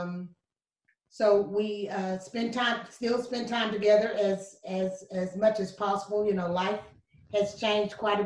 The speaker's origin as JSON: {"language": "English", "town": "Lynchburg", "region": "Tennessee", "country": "United States", "tie": "born or raised there", "also_born_or_lived": "Shelbyville, Tennessee", "lives_now": "Murfreesboro, United States", "said": "I was born and raised, actually born in Chevyville, Tennessee. I was raised in Lynchburg, Tennessee."}